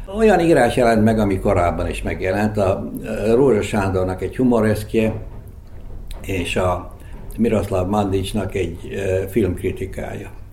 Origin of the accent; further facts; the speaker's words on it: Zrenjanin, Vojvodina, Serbia; first language Hungarian; moved away; also born or lived in Belgrade; egy ismert családhoz tartoztam. Kicsit fontoskodásnak tűnik, de hát Becskéreken ez egy, ez egy tény volt akkor.